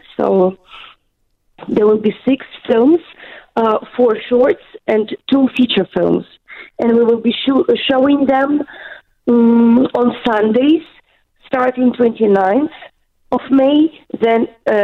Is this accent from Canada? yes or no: no; Ukraine; moved away as an adult; now in New Zealand; I was born there, and I worked there for the last 3 years